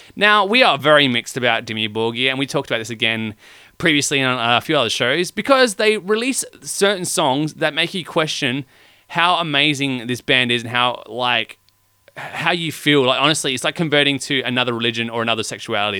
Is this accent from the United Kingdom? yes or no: no; Australia; we are from Australia